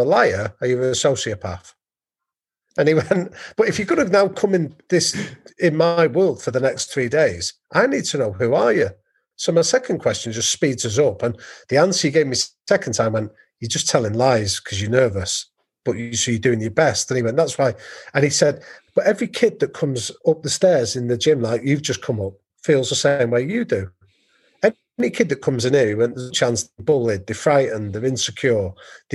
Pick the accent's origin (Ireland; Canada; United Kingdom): United Kingdom; England; I'm an English guy